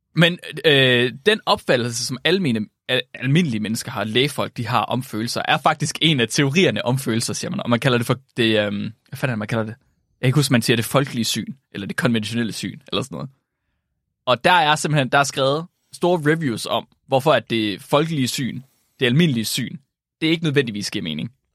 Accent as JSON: {"language": "Danish", "region": "West Jutlander", "country": "Denmark", "said": "som vestjyde"}